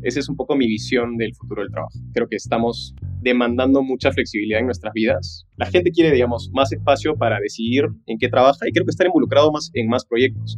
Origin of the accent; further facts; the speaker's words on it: Peru; also born or lived in Los Angeles, United States; yo nací en Los Ángeles, de hecho mis papás se fueron en una de las crisis más fuertes que tuvo Perú, por estudios, por trabajo, me tuvieron a mi hermana y a mí